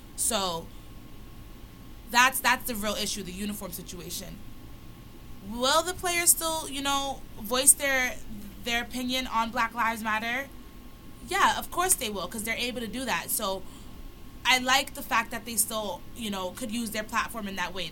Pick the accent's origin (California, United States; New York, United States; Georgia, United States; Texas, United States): New York, United States; New York City; I'm just an average girl from Brooklyn